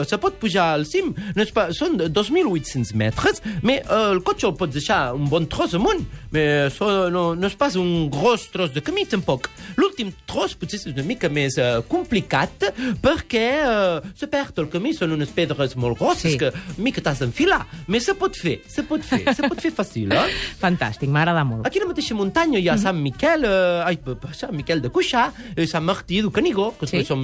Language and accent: Catalan; Perpignan, Occitania, France; Jo soc de Perpinyà, país de tramuntana, jo sóc de Perpinyà